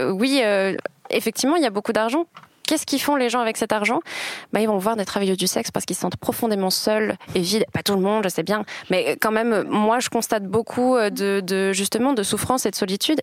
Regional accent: France; now in Switzerland; en tant que Française

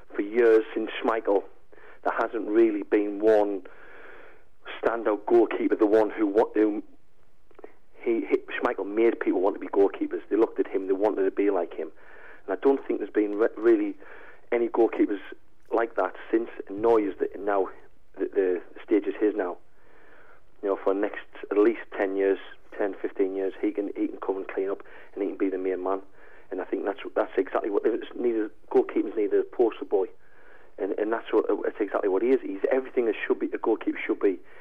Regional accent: Sunderland, North East England, United Kingdom; also born or lived in Aberdeen; Sunderland's my hometown team

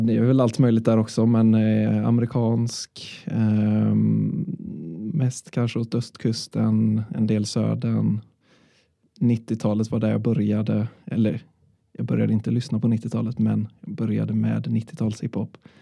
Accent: Sweden; jag är från Körn

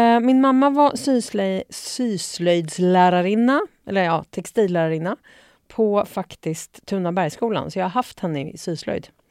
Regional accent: Uppsala, Uppsala County, Sweden; Jag kommer från eh, mitt i stan, eh, Luthagen. Eh, född och uppvuxen där

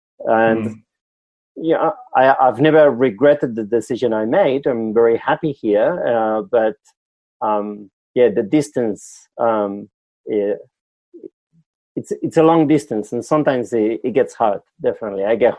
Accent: Basque Country, Spain; English is a second language; moved away as an adult; now in Australia; You know, I come from Europe. So I'm from the Basque Country in the north of Spain, south of France.

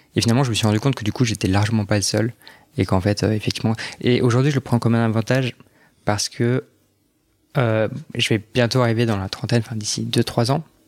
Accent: Strasbourg, Grand Est, France; moved away as an adult; now in Paris, France; je suis alsacien. Ah. J'ai grandi à Strasbourg.

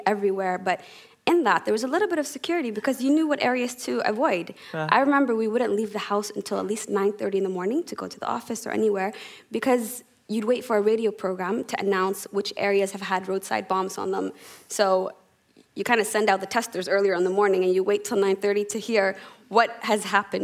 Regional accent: Canada; moved away as an adult; now in Somalia; growing up in Canada

